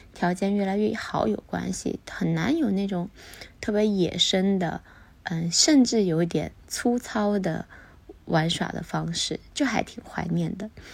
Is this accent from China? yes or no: yes; Sichuan, China; also born or lived in Guangzhou; now in Beijing, China; 其实我的家乡是在四川一个很，嗯，四季如春的地方